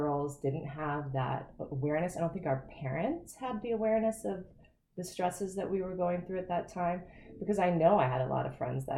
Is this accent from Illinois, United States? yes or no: no; Ohio, United States; also born or lived in Florida; moving when I was in fifth grade. Mm-hmm. I moved from Florida to Ohio